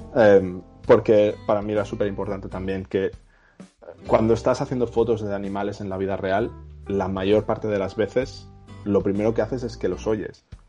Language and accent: Spanish; Valencia, Valencian Community, Spain; moved away; Yo soy de Valencia y, mis abuelos se conocieron en un pueblo que está cerca que se llama Náquera